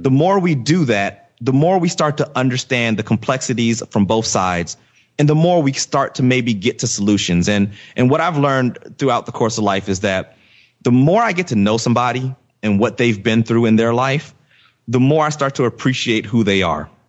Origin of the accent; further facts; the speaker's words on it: Virginia, United States; I grew up in Virginia